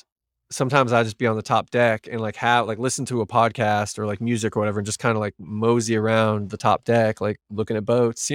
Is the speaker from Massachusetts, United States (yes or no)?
no; California, United States; now in Bainbridge Island, United States; apparently Bainbridge Island is really expensive, but I came from the Bay Area. So I sold a house in the Bay Area.